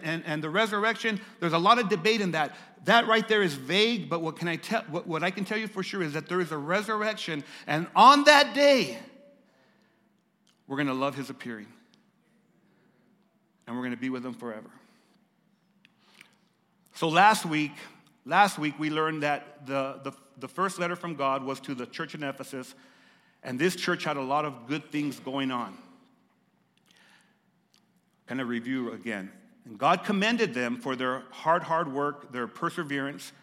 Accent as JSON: {"language": "English", "country": "United States", "said": "I love being an American"}